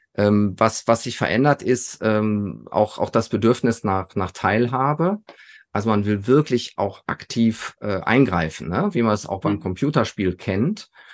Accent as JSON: {"language": "German", "area": "Sauerland", "region": "North Rhine-Westphalia", "country": "Germany", "tie": "born or raised there", "said": "als Junge aus dem Sauerland"}